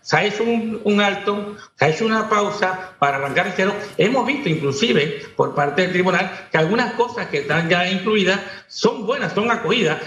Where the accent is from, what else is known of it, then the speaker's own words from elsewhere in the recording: Panama; como todo panameño